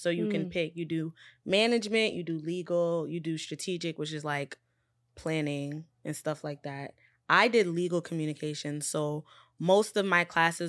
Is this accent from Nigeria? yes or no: yes; Nigeria; make sure it was known that I'm Nigerian. Because before I'm Black, I'm Nigerian. That's how I was raised.